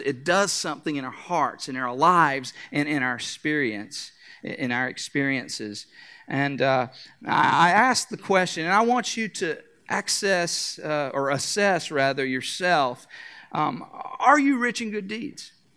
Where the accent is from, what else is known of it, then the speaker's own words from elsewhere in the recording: North Carolina, United States; I am from North Carolina